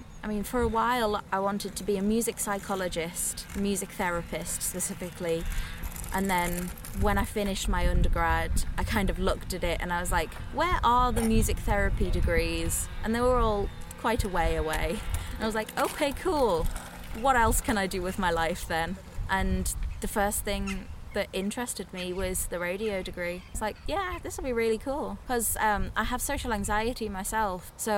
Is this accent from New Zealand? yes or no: no; Sunderland, North East England, United Kingdom; I'm born and bred in Sunderland, as little as my accent tells you that. I've lived around, one might say, the posh side of Sunderland.